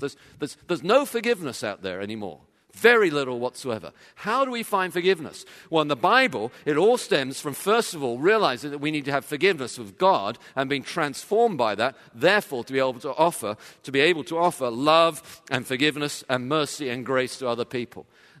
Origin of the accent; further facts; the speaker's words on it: England, United Kingdom; When I was growing up, of course, I grew up in England.